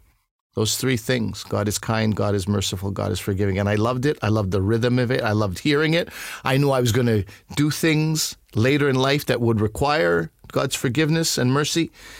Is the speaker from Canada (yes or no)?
yes; Montreal, Quebec, Canada; I'm from Montreal.